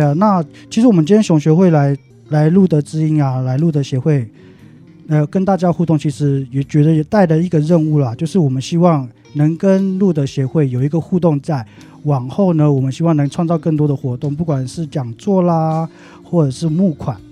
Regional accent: Taipei, Taiwan; also born or lived in Taitung indigenous village; 因为我小时候幼稚园时段就已经离开部落，来台北生活这样

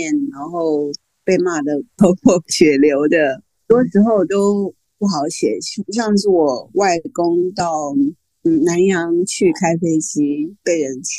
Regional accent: Taiwan; 其实我应该说我是华人。嗯，那现在我就知道了。现在人家问我，我就立刻说我是台湾人。

